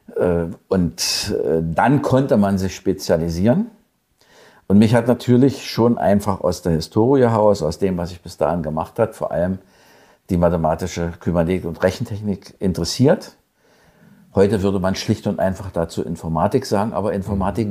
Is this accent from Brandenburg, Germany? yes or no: yes; Senftenberg, Brandenburg, Germany; also born or lived in Brieske / Bad Liebenwerda / Elsterwerda; Aber Senftenberg war eigentlich meine Heimat, wo ich groß geworden bin, bis zur siebten Klasse